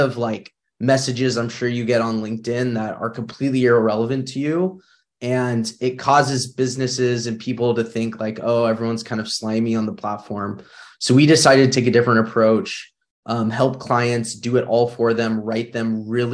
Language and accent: English; Northern California, United States; I grew up in Northern California